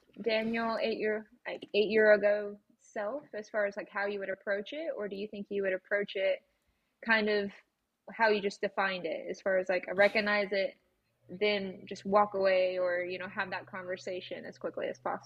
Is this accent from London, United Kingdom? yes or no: no; Scotland, United Kingdom; now in United States; I am actually Scottish based. So